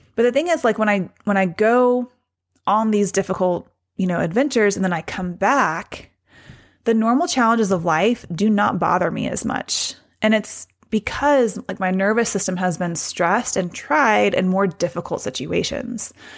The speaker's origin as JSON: {"language": "English", "town": "Hendersonville", "region": "Tennessee", "country": "United States", "tie": "born or raised there", "said": "I was a kid growing up in Hendersonville, Tennessee, just north of Nashville"}